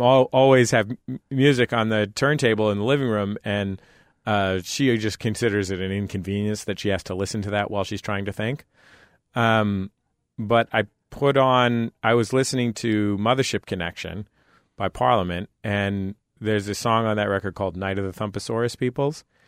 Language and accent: English; San Francisco, California, United States; also born or lived in Santa Cruz, California; I grew up in the Mission District in San Francisco